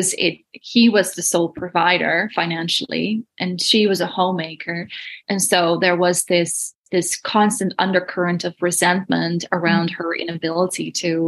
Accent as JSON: {"language": "English", "country": "Netherlands", "moved": "yes", "said": "I'm from Holland originally"}